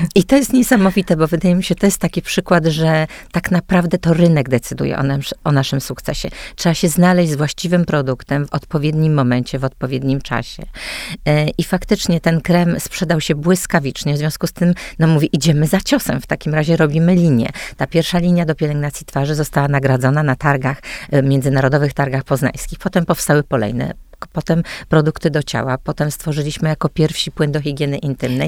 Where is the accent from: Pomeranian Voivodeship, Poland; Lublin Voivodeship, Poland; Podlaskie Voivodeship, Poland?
Pomeranian Voivodeship, Poland; Sopot; wyrosłam naprawdę we wspaniałym domu